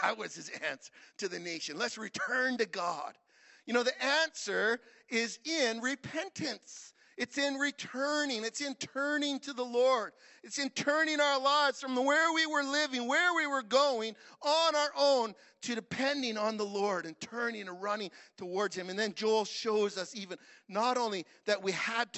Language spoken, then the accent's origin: English; Saskatchewan, Canada; I'm from Saskatchewan